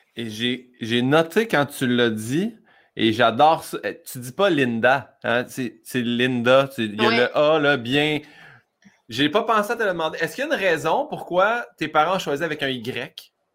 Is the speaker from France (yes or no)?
no; Saint-Hyacinthe, Quebec, Canada; on est de Saint-Hyacinthe